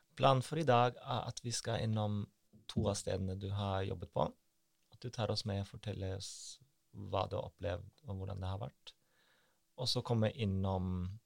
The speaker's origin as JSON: {"language": "Norwegian", "country": "Germany", "moved": "yes", "said": "Jeg, jeg er jo tysk"}